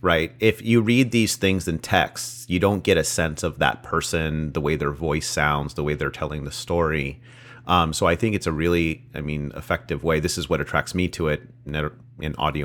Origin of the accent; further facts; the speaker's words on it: California, United States; I grew up in California, so trains were really a novelty